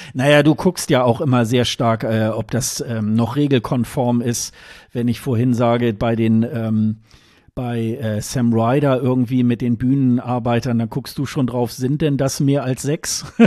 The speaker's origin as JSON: {"language": "German", "country": "Germany", "said": "als Westeuropäer, als Deutscher"}